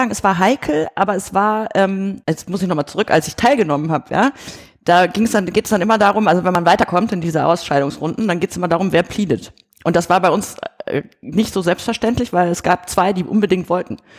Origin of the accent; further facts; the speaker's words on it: Germany; weil ich bin ja in Deutschland irgendwie groß geworden